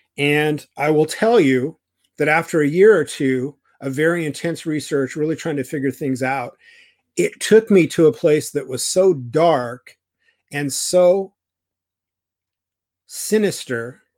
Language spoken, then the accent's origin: English; California, United States; I was raised in Orange County, California. It's very Republican. It's very right wing.